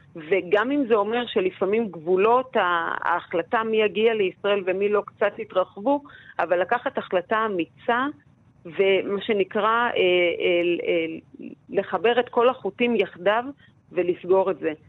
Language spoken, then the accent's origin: Hebrew; Israel; כישראלית, לבנה, שנולדה בישראל וגדלה בישראל